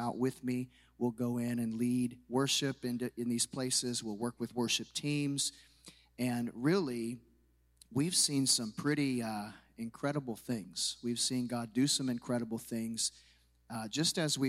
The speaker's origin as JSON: {"language": "English", "town": "Rochester", "region": "Illinois", "country": "United States", "tie": "born or raised there", "moved": "yes", "said": "This is where I was raised, actually down by Springfield. I was raised in Rochester"}